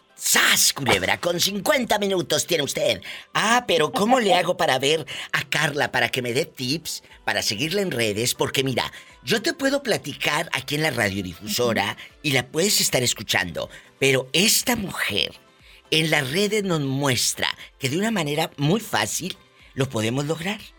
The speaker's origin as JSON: {"language": "Spanish", "region": "Tamaulipas", "country": "Mexico", "said": "desde mi estado querido Tamaulipas, mi tierra"}